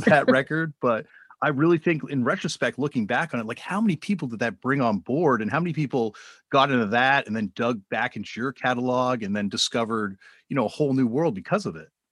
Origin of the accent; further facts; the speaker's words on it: Canada; I'm from Canada